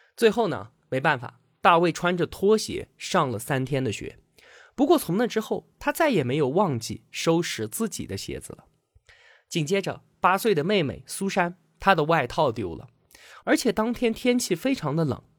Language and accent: Chinese; China; 我们中国人的含蓄羞涩